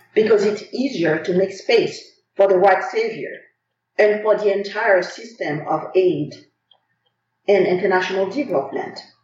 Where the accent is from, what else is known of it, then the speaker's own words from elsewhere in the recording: Haiti; now in United States; I come from Haiti, one of the richest countries in the world in terms of culture, history, and the spirit of our people